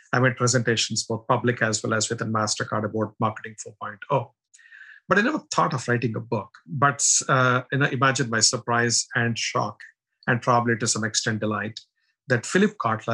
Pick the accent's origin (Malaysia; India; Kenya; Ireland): India; moved away; I'm originally from India, as you can make out from my accent and looks